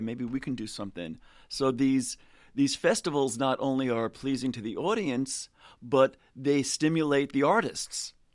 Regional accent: New York City, New York, United States; moved away; also born or lived in Atlanta / Philadelphia; I'm originally from New York City, and then moved to Atlanta.

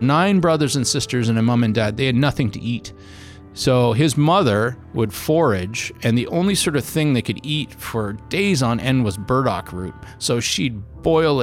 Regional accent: Canada; I was truly raised as a Canadian youth

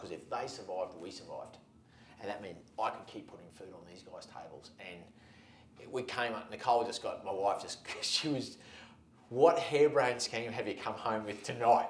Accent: Australia; That's how we are as Australians

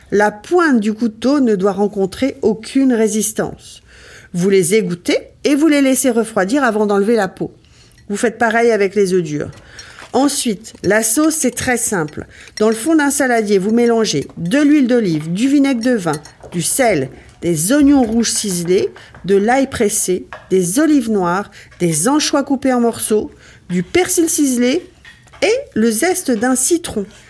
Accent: Ardennes, Grand Est, France; je viens des Ardennes

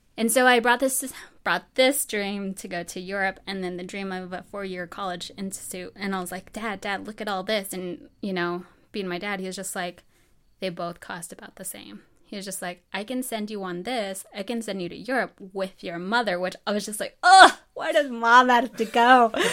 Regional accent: Farmington, New Mexico, United States; moved away as an adult; I'm from Farmington, New Mexico, born and raised there.

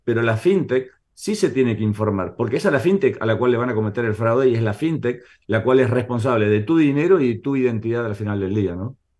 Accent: Argentina; accent: Argentine; soy argentino, ya se dieron cuenta por mi acento

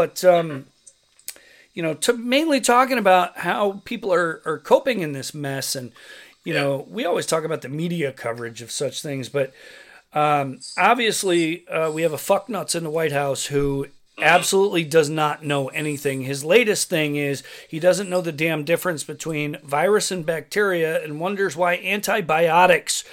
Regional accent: Rochester, New York, United States; moved away; my hometown of Rochester

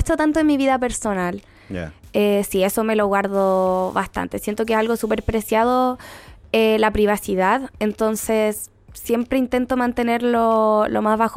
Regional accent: Talagante, Santiago Metropolitan Region, Chile; soy de Talagante.

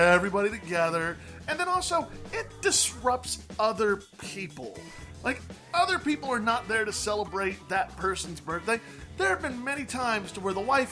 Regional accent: Texas, United States; I come from Texas

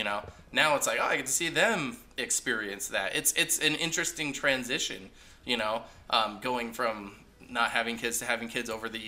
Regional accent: Hollister, California, United States; I actually grew up in Hollister, California, so I had Christmas in Hollister.

